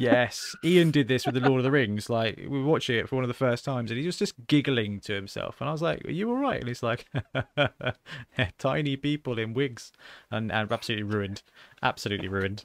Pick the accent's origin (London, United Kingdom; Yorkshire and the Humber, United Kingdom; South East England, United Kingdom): South East England, United Kingdom; Southampton; my hometown